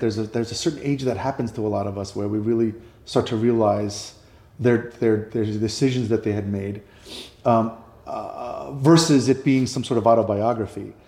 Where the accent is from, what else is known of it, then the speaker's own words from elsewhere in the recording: New York City, New York, United States; moved away; I grew up in New York